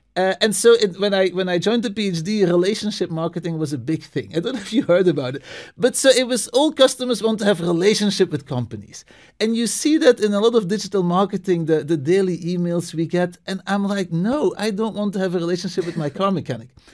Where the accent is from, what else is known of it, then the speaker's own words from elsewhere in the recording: Belgium; moved away as an adult; also born or lived in New England, United States / Istanbul, Turkey; now in Boston, United States; I'm originally from Belgium, uh, moved to the States